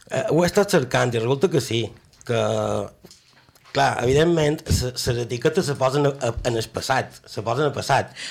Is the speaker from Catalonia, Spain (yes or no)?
no; Majorca, Balearic Islands, Spain; com a bon mallorquí